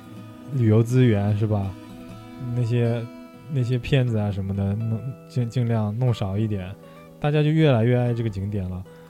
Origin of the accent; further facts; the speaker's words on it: China; 但是因为我们中国人口基数多嘛，是吧？